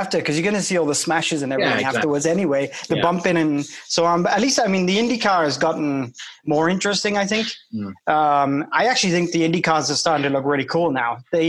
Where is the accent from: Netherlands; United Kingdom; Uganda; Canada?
United Kingdom; If you, as a Brit coming over, it's obnoxious.